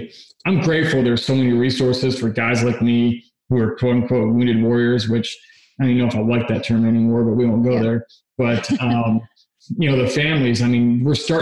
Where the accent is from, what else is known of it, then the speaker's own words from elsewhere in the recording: Michigan, United States; now in Texas, United States; I'm from Michigan originally